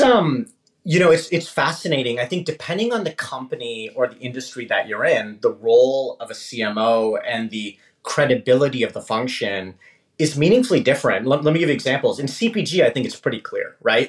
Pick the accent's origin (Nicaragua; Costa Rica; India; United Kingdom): India; also born or lived in Canada; now in United States; a classic sort of first generation um, immigrant that came to actually Canada. I'm actually Canadian by citizenship, but born in India, and eventually made my way to the U.S.